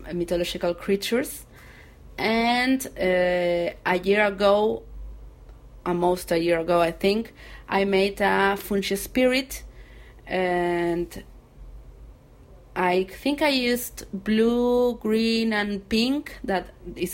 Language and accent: English; Argentina; English is a second language; I'm from Argentina